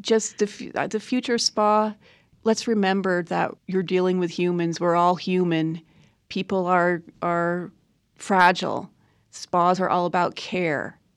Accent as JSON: {"language": "English", "town": "New York City", "region": "New York", "country": "United States", "tie": "born or raised there", "also_born_or_lived": "Burlington, Vermont", "moved": "yes", "lives_now": "Rogue Valley, Oregon, United States", "said": "I grew up in New York City, between New York and Burlington, Vermont."}